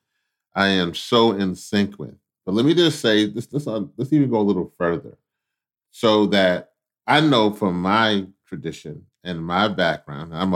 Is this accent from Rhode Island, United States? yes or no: no; Louisiana, United States; I was born in Louisiana, so down south